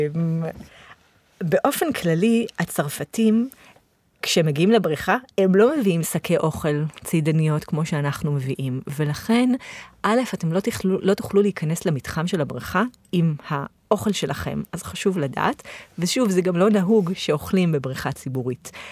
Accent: Israel; אנחנו הישראלים

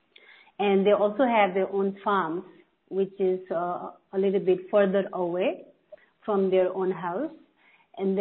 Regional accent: Terai, Nepal; now in United States; When I was a child, I grew up in Tarai. So in Tarai is the flatland area of Nepal

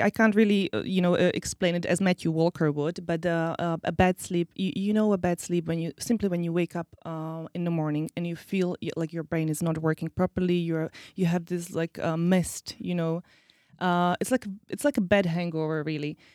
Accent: Slovakia; also born or lived in Czech Republic; I'm originally from, well, I was born in Czech Republic, but uh, I am Slovak.

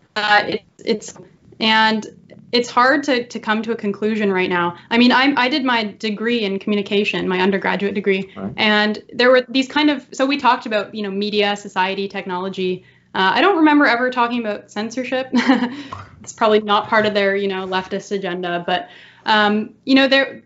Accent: Canada; I envy the American spirit that we do not have in Canada

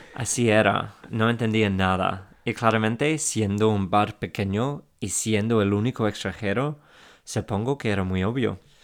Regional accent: England, United Kingdom; Spanish is a second language; now in Spain; soy inglés

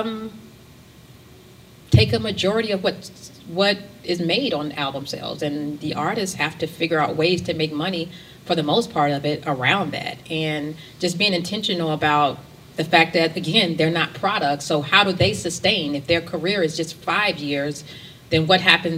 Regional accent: the South, United States; also born or lived in New York; now in Atlanta, United States; I'm from the South

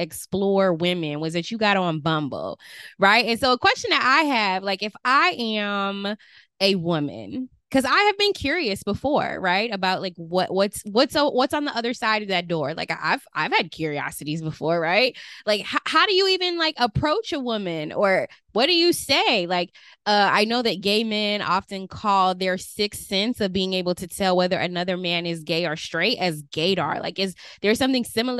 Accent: Las Vegas, Nevada, United States; now in Georgia, United States; I grew up in Las Vegas, Nevada.

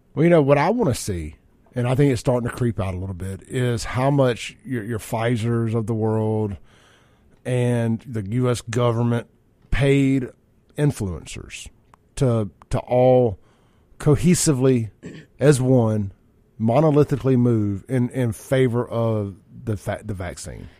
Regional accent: Byram, Mississippi, United States; growing up in Byram

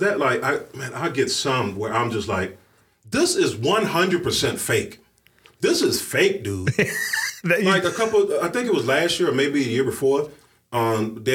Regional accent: the South, United States; moved away; I come from the South, and I grew up very much under a conservative, like, umbrella

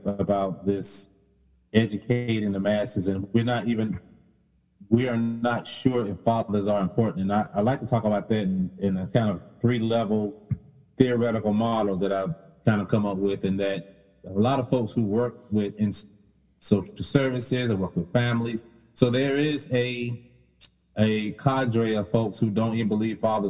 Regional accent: the South, United States; I use the word ain't because I'm from the South.

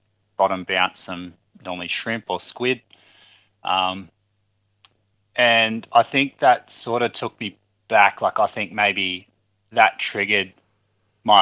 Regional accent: Albury, New South Wales, Australia; I've born and raised in Albury

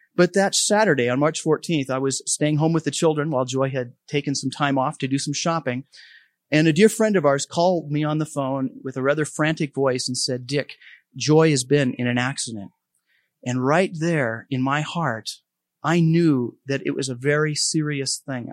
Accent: Helena, Montana, United States; moved away; I grew up in Helena about twenty years ago since I've, I've lived here, but, um, a lot of my roots are here.

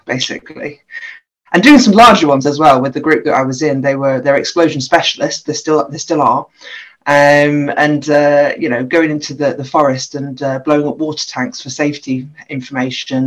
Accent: Grimsby, Yorkshire and the Humber, United Kingdom; moved away as an adult; also born or lived in Aberystwyth / Loughborough; was born and bred in Grimsby, so I'm a girl from Grimsby

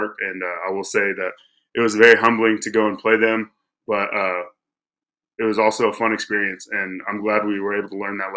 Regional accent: Clyde, Texas, United States; Originally, I'm from Clyde

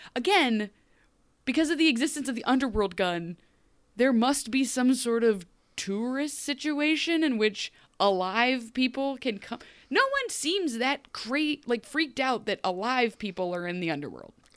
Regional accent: United States; I, as an American

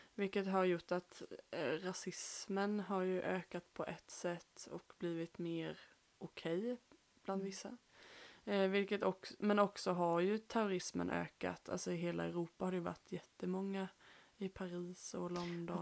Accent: Småland, Sweden; vi är ju här från Småland

